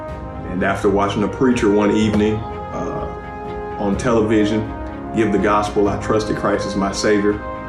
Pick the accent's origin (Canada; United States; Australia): United States; Chicago, Illinois; I was raised in Chicago by a single grandmother.